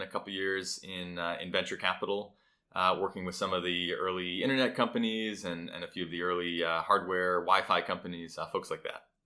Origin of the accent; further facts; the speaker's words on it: Providence, Rhode Island, United States; I grew up in Providence, Rhode Island, so not far away